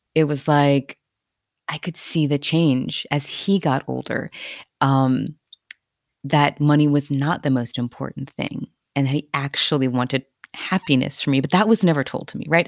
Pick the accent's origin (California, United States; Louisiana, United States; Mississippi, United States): Louisiana, United States; Cajun; I'm also Cajun, so, right, all our bloodlines are all mixed and mashed and mingled.